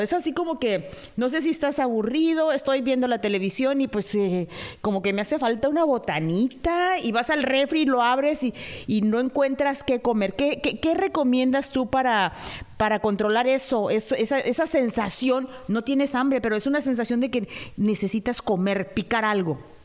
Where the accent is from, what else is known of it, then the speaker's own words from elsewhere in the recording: Mexico; nosotros los mexicanos